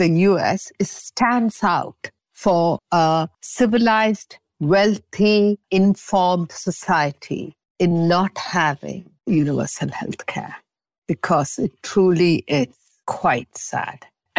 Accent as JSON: {"language": "English", "region": "England", "country": "United Kingdom", "moved": "as an adult", "lives_now": "Montreal, Canada", "said": "And I came from England with 52 cases of old things. And if I stayed in Montreal, it was the thought of packing this up."}